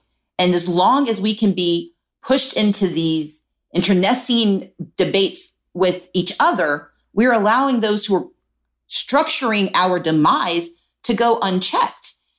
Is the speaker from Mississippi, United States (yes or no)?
yes; Mississippi, United States; I grew up poor in Mississippi